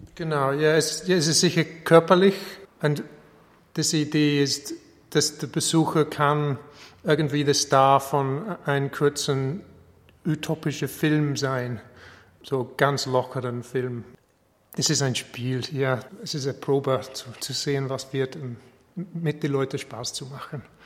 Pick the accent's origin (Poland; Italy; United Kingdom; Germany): United Kingdom; England; German is a second language; moved away as an adult; now in Linz, Austria; Ich wohne in Linz seit 2013, aber ich bin äh, eigentlich ein Engländer